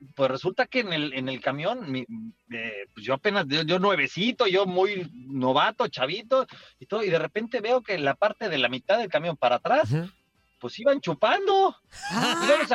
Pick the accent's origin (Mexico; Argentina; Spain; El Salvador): Mexico; Mexico City; en el centro de Coyoacán, de donde yo soy originario, ahí en la Ciudad de, de México